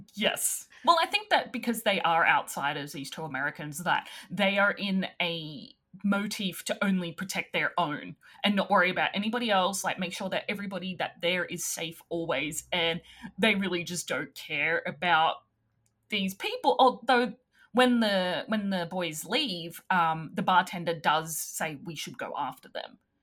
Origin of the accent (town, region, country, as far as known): Australia